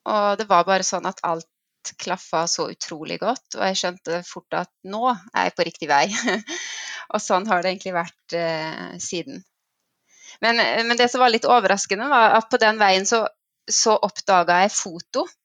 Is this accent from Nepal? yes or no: yes; Nepal; accent: Nepal dialect; also born or lived in Bømlo, Norway; så den her eh, Nepal-dialekten min, den har jeg beholdt.